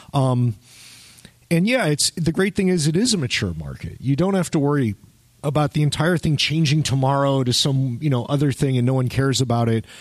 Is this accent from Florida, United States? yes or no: yes; Miami, Florida, United States; I grew up in Miami